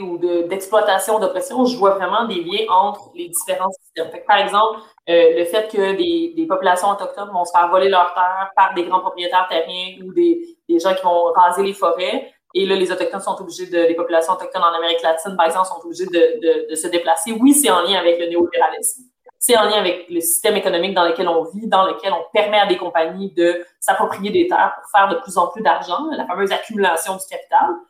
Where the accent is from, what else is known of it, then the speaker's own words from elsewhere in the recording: Canada; je suis née au Canada, je suis née en Occident